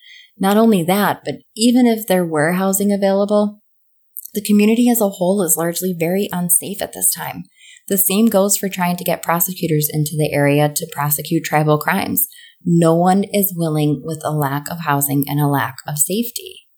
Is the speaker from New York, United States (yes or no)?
yes; Buffalo, New York, United States; now in Virginia Beach, United States; I can remember as a kid growing up in Buffalo, New York